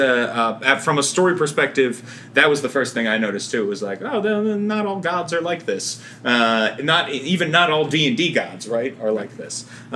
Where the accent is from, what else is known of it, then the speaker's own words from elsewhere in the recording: New Jersey, United States; accent: New Jersey; my New Jersey accent